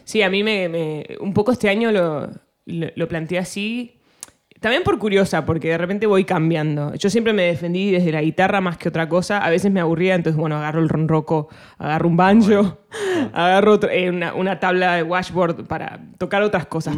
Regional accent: Argentina; first language Spanish; moved away; also born or lived in United States; yo soy argentina, orgullosamente argentina

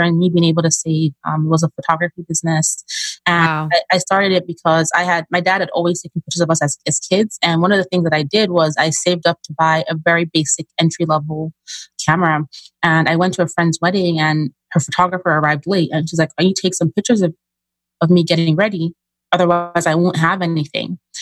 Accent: Nigeria; moved away

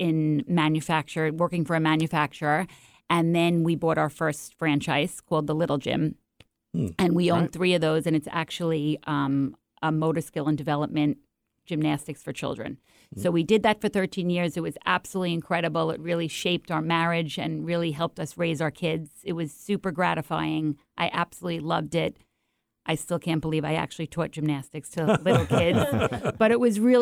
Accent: New York, United States; accent: New York; moved away as an adult; now in Seattle, United States; I'm from New York, if you can't tell from the accent

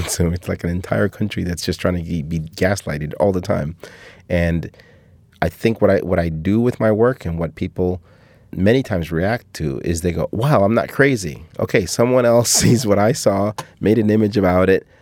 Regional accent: Cuba; moved away; my family from my hometown

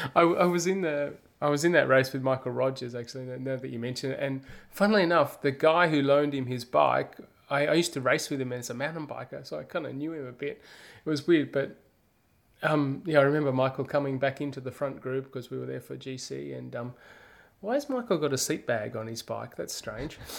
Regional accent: Australia; moved away; me, as an Australian, I could come back in January

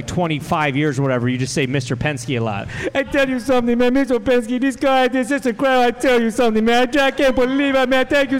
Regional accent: Canada; No, I understand the reference. I'm from Canada. I get it.

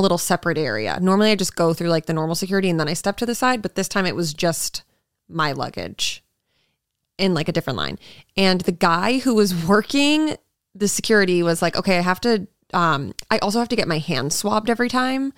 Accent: Massachusetts, United States; I'm from Massachusetts

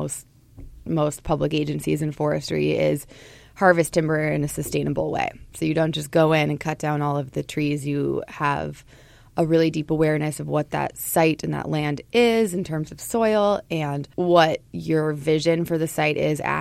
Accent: Portland, Oregon, United States; moved away as an adult; also born or lived in St. Paul, Minnesota; now in Minnesota, United States; I grew up in Portland, Oregon, and I moved to Minnesota about 12 years ago to go to college

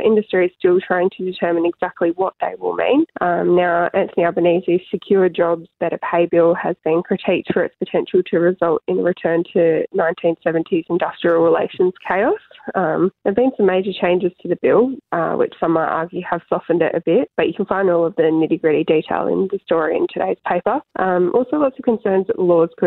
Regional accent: Kununurra, Western Australia, Australia; I grew up in Kununurra.

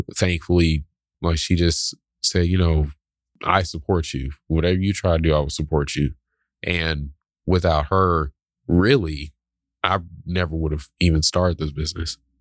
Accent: the South, United States; growing up in the South.

